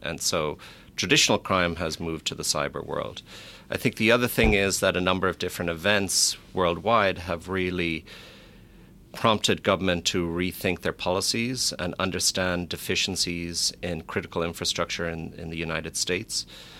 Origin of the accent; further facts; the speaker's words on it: Ireland; Of course, I'm biased coming from Ireland